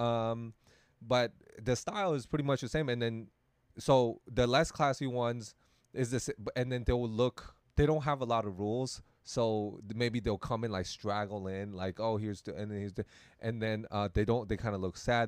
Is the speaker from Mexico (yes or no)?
no; Taiwan; Taiwan, we also have that thing